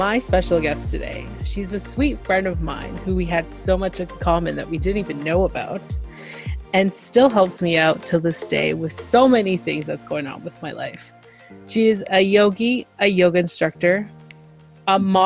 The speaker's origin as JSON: {"language": "English", "region": "Ontario", "country": "Canada", "said": "I'm from Canada. I think I keep saying that a lot. But specifically in Ontario."}